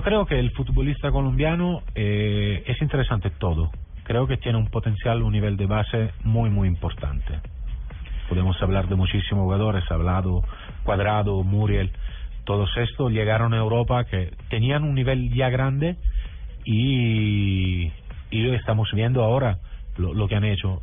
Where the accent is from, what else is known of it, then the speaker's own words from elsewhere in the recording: Southern Italy, Italy; Spanish is a second language; Yo, soy del sur de Italia, por ejemplo, ¿no? Y, vivo al lado del mar